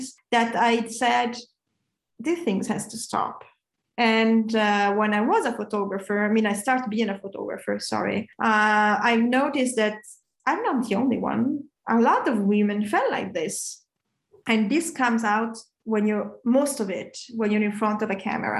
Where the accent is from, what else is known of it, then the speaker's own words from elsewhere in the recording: Italy; moved away; also born or lived in Milan; I come from Italy, as you say, I'm Italian